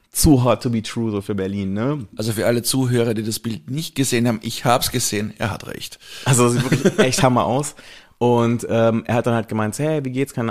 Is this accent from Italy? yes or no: yes; Italy; ich bin eigentlich Italiener